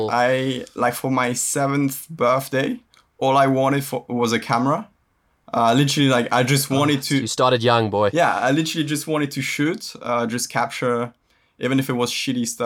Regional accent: Indonesia; The fact that I lived actually, I grew up in in Indonesia, uh, yeah.

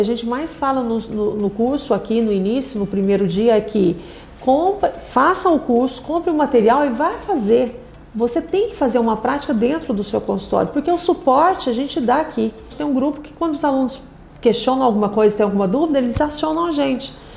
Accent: Anápolis, Goiás, Brazil; Eu sou de Anápolis, do interior, então você imagina, né? Da cidade pequenininha, do interior

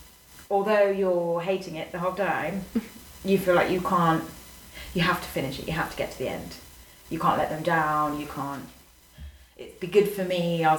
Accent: Leicester, East Midlands, United Kingdom; moved away as an adult; now in Madrid, Spain; from Leicester

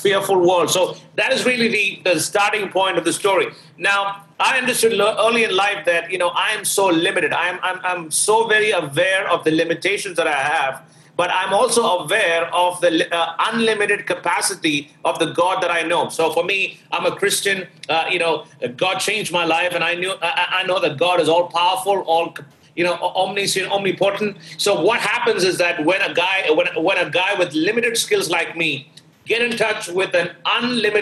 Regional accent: Thiruvananthapuram, Kerala, India; also born or lived in Delhi; now in New York, United States; I was born and raised in Trivandrum City, which is one of the cities right at the tip of India.

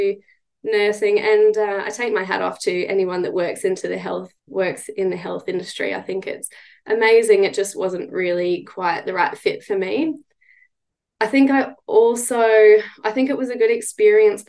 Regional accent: Arcadia Valley, central Queensland, Australia; I grew up in Arcadia Valley, which is in central Queensland on the Brigalow Belt

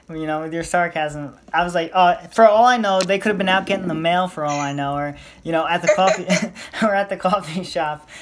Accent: United States; I'm from America

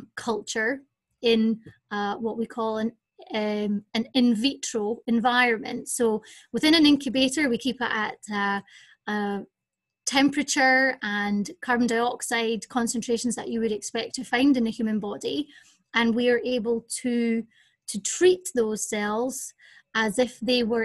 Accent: Scotland, United Kingdom; moved away as an adult; also born or lived in Jackson, Mississippi, United States; now in Sheffield, United Kingdom; As you can hear from my accent, I'm originally from Scotland

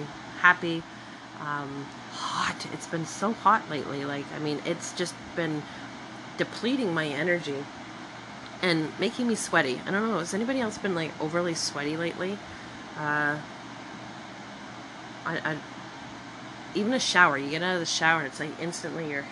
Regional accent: Scotland, United Kingdom; I'm Scottish

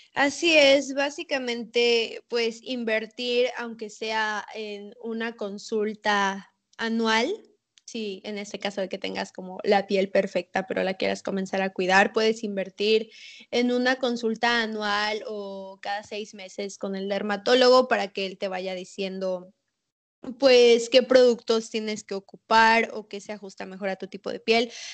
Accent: Mérida, Yucatán, Mexico; also born or lived in Mexico City; Yo nací en Ciudad de México. Luego me mudé aquí a Mérida

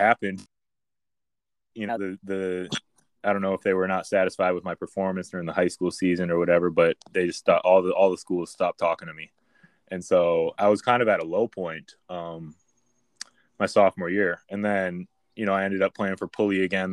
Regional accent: Minnesota, United States; moved away as an adult; growing up in Minnesota and playing for Hopkins

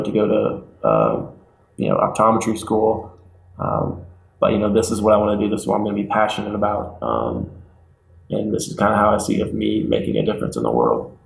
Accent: Lawrence, Kansas, United States; moved away as an adult; now in California, United States; I was born and raised in Lawrence, Kansas, which in my mind is one of the greatest towns in the world

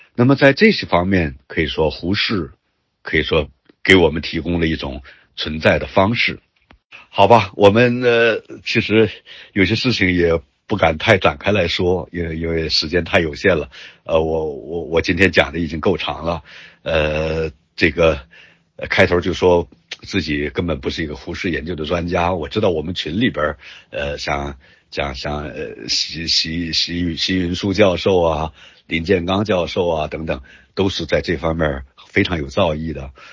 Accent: Yantai, Shandong, China; 我的家乡烟台市

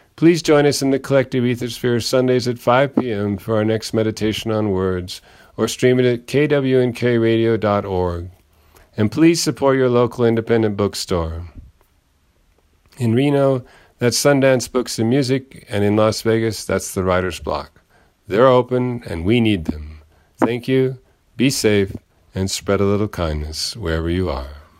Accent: Ireland; I am an Irish poet

